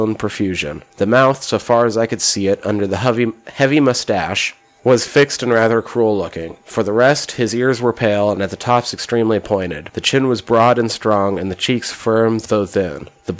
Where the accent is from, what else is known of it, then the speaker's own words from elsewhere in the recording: Montana, United States; I grew up in a very, like, rural part of the United States